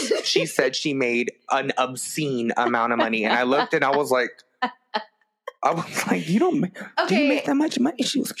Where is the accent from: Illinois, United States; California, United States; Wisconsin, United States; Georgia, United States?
California, United States; West Covina; And I'm from West Covina.